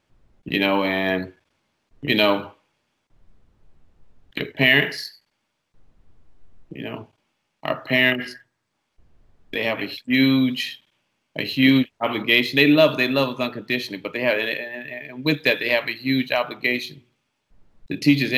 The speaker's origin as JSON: {"language": "English", "town": "Detroit", "region": "Michigan", "country": "United States", "lives_now": "California, United States", "said": "I came from Detroit. And coming to LA was a real, coming to California was a real culture shock because my dad had just remarried, not remarried, he had just got married and he moved to the Valley."}